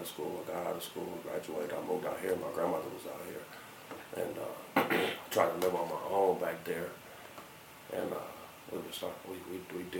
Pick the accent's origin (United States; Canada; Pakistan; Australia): United States; Long Beach, California; moved away as an adult; now in Denver, United States; I was from Long Beach